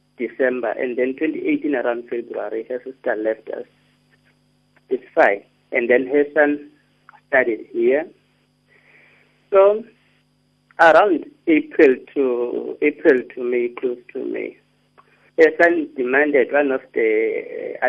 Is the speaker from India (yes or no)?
no; King William's Town, Eastern Cape, South Africa; moved away; I'm from King Williamstown